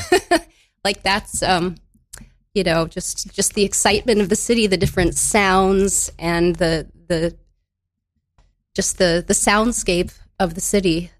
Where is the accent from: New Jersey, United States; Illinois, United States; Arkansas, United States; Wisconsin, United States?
Wisconsin, United States; Madison; now in New York, United States; I grew up in Madison, Wisconsin.